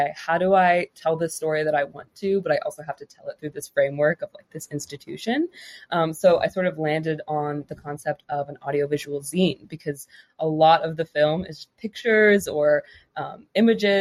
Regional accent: South Florida, United States; moved away as an adult; also born or lived in Massachusetts; now in New York City, United States; my hometown. So South Florida, just the area.

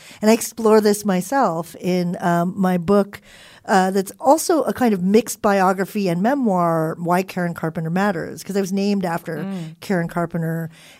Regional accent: California, United States; born or raised there

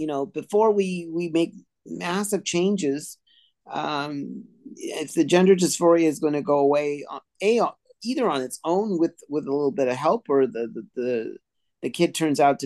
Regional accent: India; now in Montreal, Canada; I come from India

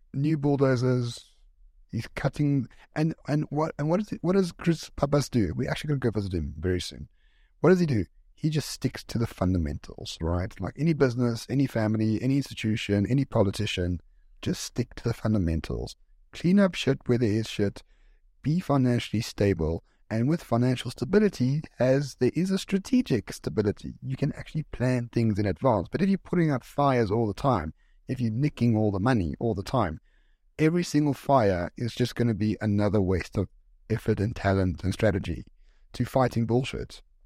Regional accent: South Africa; I'm South African and live here.

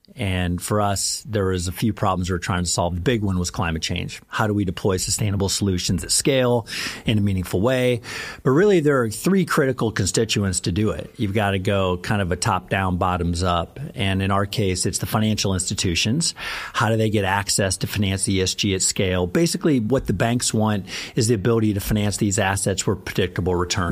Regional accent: Missouri, United States; I grew up in Missouri.

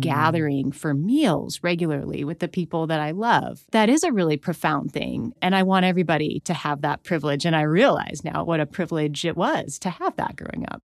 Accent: Missoula, Montana, United States; I was born in Missoula, Montana in the eighties

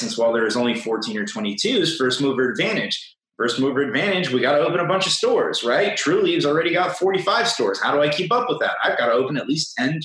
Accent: Florida, United States; I'd like to defend my home state

